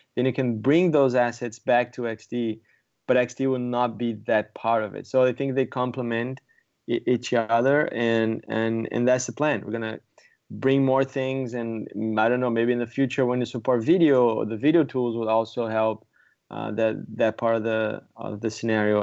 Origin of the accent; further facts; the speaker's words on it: Brazil; moved away as an adult; also born or lived in San Diego; now in San Francisco, United States; I'm from Brazil originally